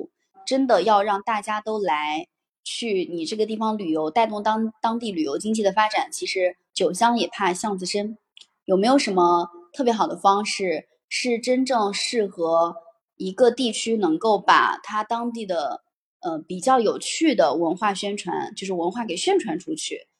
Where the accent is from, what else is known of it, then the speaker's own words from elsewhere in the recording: Hebi, Henan, China; moved away as an adult; now in Shanghai, China; 我所在的家乡鹤壁，其实它就是夏商时期的一个小地方